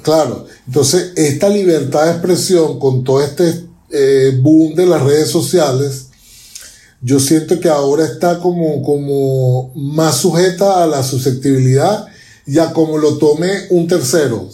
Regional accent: Venezuela; now in Chile; yo como venezolano

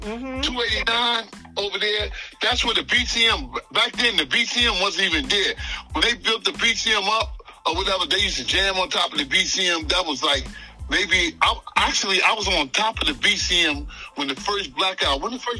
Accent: New York City, New York, United States; I grew up in Brooklyn.

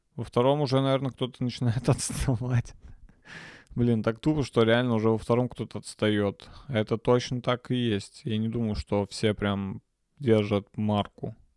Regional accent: Nizhny Novgorod, Nizhny Novgorod Oblast, Russia; я родился в Нижнем Новгороде

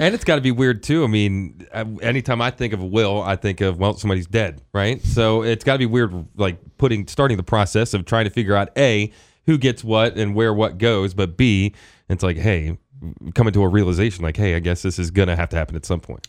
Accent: Hagerstown, Maryland, United States; moved away; growing up in Hagerstown, Washington County

